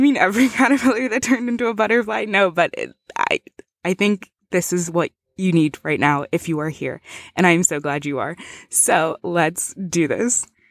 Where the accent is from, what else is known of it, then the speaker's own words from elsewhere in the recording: Zimbabwe; moved away; I'm originally from Zimbabwe